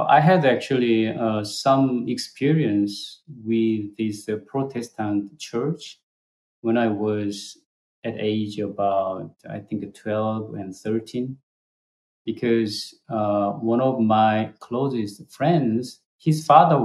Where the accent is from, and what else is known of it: South Korea; English is a second language; moved away